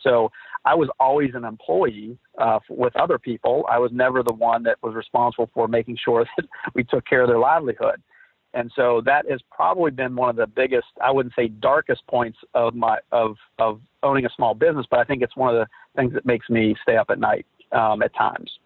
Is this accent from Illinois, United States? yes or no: no; Philadelphia, West Virginia, United States; I was born and raised in West Virginia in a little town outside of Wheeling called Philadelphia, West Virginia